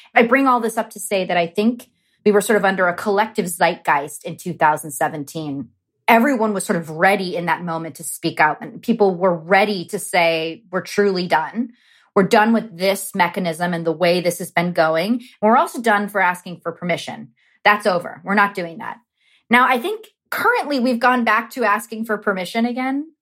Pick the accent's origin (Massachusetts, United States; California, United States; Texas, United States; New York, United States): California, United States; Los Angeles; growing up in Los Angeles and Southern California